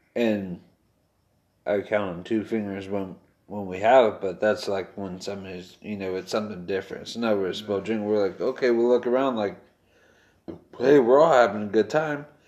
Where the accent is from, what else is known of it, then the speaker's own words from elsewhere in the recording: Westminster, California, United States; We grew up in Westminster.